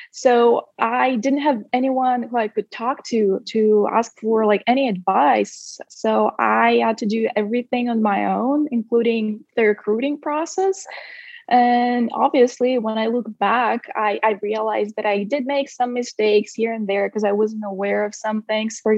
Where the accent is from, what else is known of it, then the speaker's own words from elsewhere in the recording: Siberia, Russia; moved away as an adult; also born or lived in Sacramento, United States; I spent almost 18 years of my life here uh, in Siberia, to be precise. And then at the age of 18, I moved to the US when I uh, got a full athletic scholarship at Sac State.